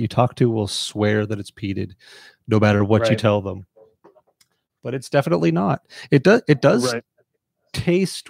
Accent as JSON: {"language": "English", "country": "Canada", "said": "as a Canadian"}